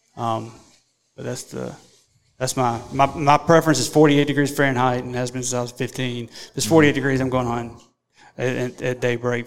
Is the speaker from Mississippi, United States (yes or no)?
yes; Mississippi, United States; we're from Mississippi.